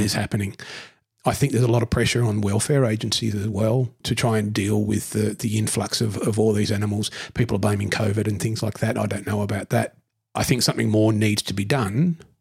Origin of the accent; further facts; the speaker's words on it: Newcastle, New South Wales, Australia; I grew up in Newcastle